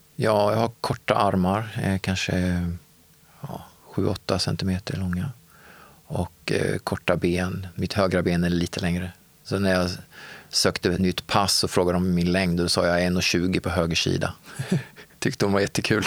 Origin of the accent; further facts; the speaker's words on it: Örebro, Örebro County, Sweden; moved away as an adult; now in Gothenburg, Sweden; Jag är uppvuxen i Örebro och när jag var 25 år så flyttade jag till Göteborg och har levt där sedan dess.